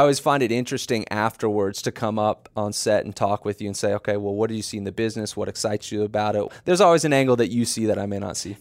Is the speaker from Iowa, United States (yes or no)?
no; Dallas, Texas, United States; moved away; I'm from Dallas originally